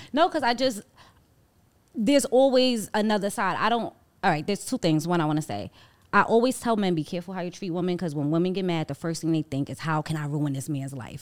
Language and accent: English; New York City, New York, United States; I was from Harlem